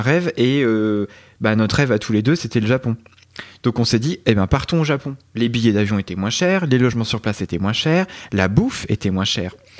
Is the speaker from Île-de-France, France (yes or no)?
no; Burgundy, Bourgogne-Franche-Comté, France; also born or lived in Dijon; je suis originaire de Bourgogne j'ai fait mes études à Dijon je me suis installé à Dijon